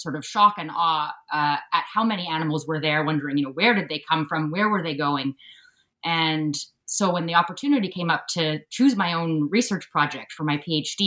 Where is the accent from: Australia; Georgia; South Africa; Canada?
Canada; Sooke, British Columbia; moved away as an adult; also born or lived in Vancouver, Canada; I'm speaking to you from Sooke, the territory of the Sauk Nation, and this is where I grew up on Vancouver Island. That's where I'm from.